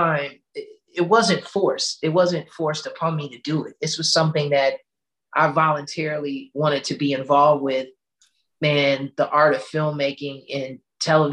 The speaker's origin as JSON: {"language": "English", "town": "Chicago", "region": "Illinois", "country": "United States", "tie": "born or raised there", "said": "I'm originally from Chicago. I'm born and raised"}